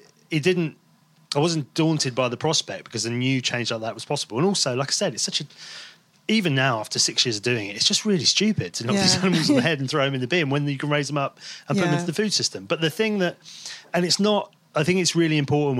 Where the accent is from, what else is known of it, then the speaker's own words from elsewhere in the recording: Devon, South West England, United Kingdom; moved away as an adult; also born or lived in London; I grew up in Devon, where, and by the sea